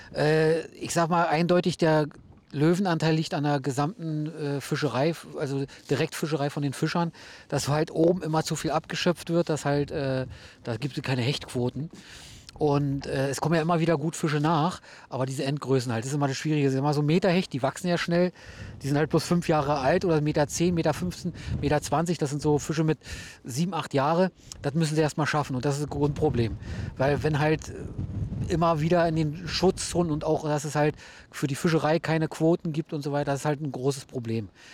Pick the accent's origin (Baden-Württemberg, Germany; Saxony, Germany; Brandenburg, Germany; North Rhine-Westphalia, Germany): Brandenburg, Germany; Hennigsdorf; moved away as an adult; also born or lived in Rüdersdorf; now in Rügen, Germany; aus Brandenburg, genau. Also wie gesagt, geboren in Rüdersdorf, also gleich um die Ecke bei euch. Dann äh, in Henningsdorf meine Jugend verbracht.